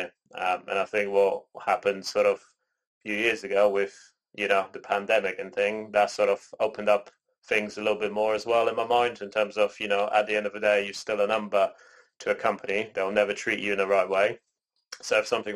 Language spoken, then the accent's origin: English; Canada; moved away; also born or lived in Poland; I was born in Poland, raised in Canada, and now I'm here with both of my parents.